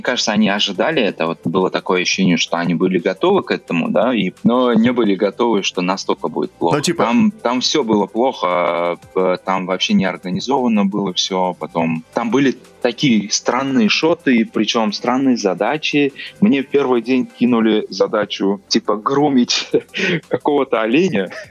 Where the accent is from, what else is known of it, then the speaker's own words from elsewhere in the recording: Uzbekistan; Russian is a second language; moved away; also born or lived in Russia / London / Canada; я из Узбекистана. А я когда приехал в Россию